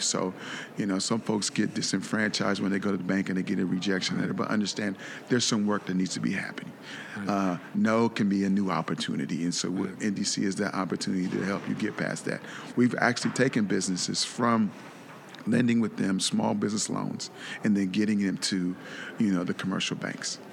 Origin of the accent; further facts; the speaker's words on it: Columbus, Ohio, United States; moved away as an adult; now in South Florida, United States; I'm originally from Columbus, Ohio moved uh, to South Florida about 15 years ago